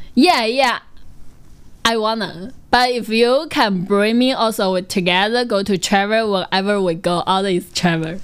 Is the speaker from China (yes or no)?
yes; near Hangzhou, Zhejiang, China; English is a second language; moved away as an adult; now in Hangzhou, China; Hangzhou is not very um, far away from my hometown, maybe only one half hours driving